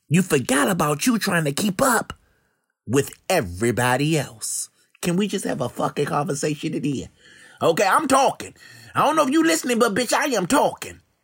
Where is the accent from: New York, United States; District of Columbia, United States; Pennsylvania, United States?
District of Columbia, United States; Washington; my hometown in Washington, D C